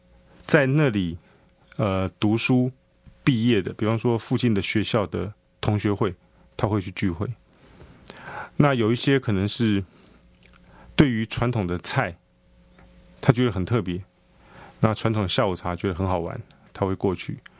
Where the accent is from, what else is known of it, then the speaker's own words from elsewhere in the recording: Taipei, Taiwan; 以我以前我是大龙洞人，我连大龙洞、大稻城的分别是什么，我也不知道。那我过去十年，我开始要理解我的故乡，我的这个这个这个台北的一些这个历史背景，我才慢慢知道的。